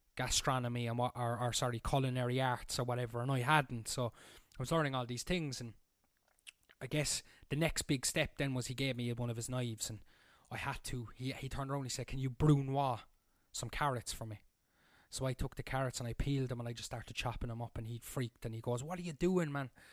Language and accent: English; Cork, Munster, Ireland; moved away as an adult; also born or lived in Berlin, Germany; now in Germany; I'm from Cork in Ireland, and I'm currently living in the south of Germany on the Swiss border